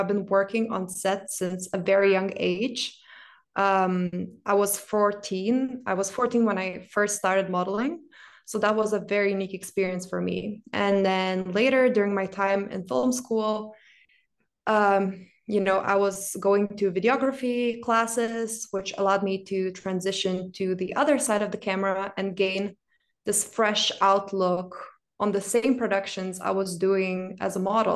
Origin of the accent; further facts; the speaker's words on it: Lithuania; moved away as an adult; also born or lived in Milan, Italy; now in Berlin, Germany; I was born and raised in Lithuania, but I've spent the majority of my adult life working and living in Milan, Italy.